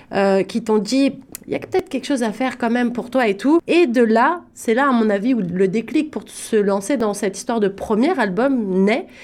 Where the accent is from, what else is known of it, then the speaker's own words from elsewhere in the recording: Paris, Île-de-France, France; je viens de Paris